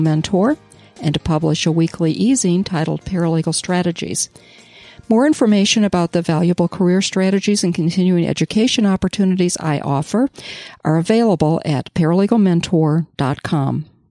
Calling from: Charlevoix, Michigan, United States; I'm calling in from Charlevoix, Michigan.

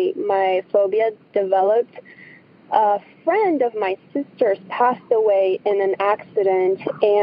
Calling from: Tucson, Arizona, United States; I'm calling from Tucson, Arizona.

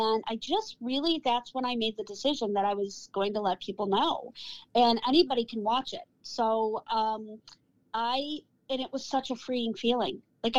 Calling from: Cleveland, Ohio, United States; I am hailing from Cleveland, Ohio.

